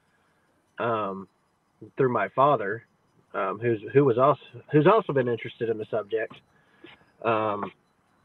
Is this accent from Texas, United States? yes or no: yes; Cypress, Texas, United States; moved away as an adult; also born or lived in Michigan; I'm originally from Cypress, Texas, and lived here a good majority of my life.